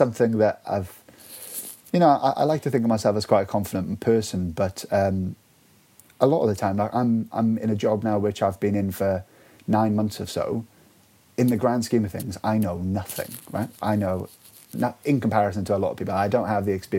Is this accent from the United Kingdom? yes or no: yes; Welsh, Wales, United Kingdom; being Welsh